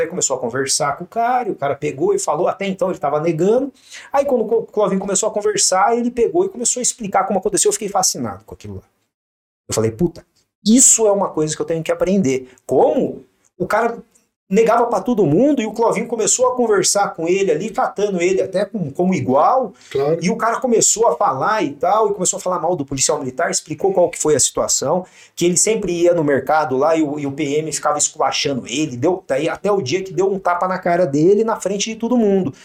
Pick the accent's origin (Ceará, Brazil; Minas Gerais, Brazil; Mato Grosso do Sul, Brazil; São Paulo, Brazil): São Paulo, Brazil; São José dos Campos; also born or lived in Cosmópolis; Eu nasci em Cosmópolis, mas vim é, perto de Campinas, vim para cá, para São José, com 5, 6 anos de idade.